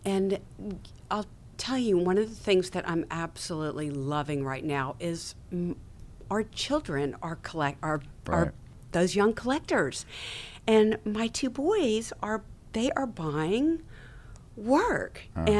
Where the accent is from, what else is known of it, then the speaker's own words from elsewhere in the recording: Mississippi, United States; I grew up in Mississippi. My parents, my grandparents had Richard Kelso's work in their home.